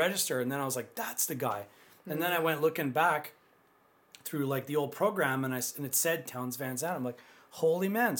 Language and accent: English; Pinawa, Manitoba, Canada; I'm from Pinawa, Manitoba, close to Winnipeg